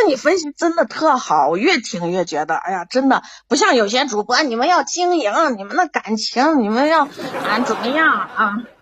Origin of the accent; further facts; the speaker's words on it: Baiyin, Gansu, China; 我是甘肃的，甘肃